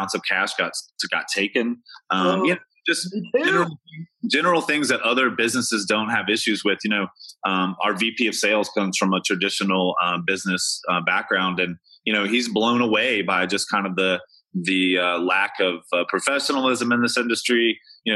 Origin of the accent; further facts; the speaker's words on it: Kentucky, United States; I'm from Kentucky